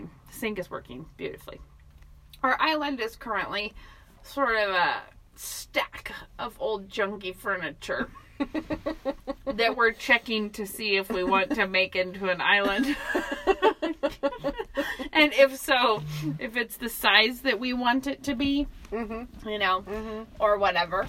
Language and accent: English; Moscow, Idaho, United States; I grew up in Moscow, lived here my whole life